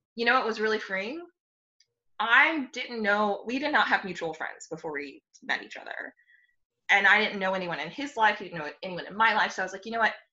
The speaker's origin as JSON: {"language": "English", "country": "United States", "tie": "born or raised there", "said": "I grew up in the United States. I don't have any family outside of the United States."}